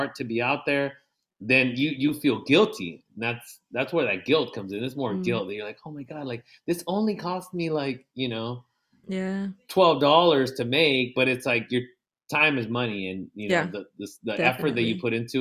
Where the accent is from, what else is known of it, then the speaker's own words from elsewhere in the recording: National City, California, United States; I'm from National City